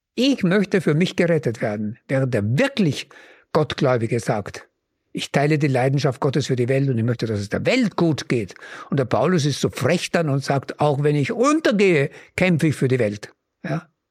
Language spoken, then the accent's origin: German; Upper Mühlviertel, Upper Austria, Austria; dort wo ich groß geworden bin, im oberen Müllviertel